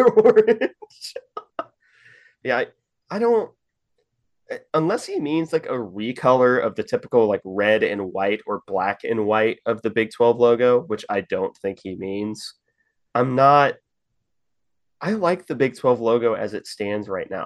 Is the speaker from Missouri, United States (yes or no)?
yes; Kansas City, Missouri, United States; moved away; it's my hometown